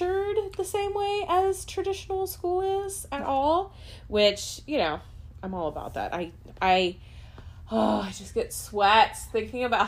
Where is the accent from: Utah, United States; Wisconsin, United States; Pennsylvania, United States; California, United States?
California, United States; now in Orange County, Florida, United States; I grew up in California.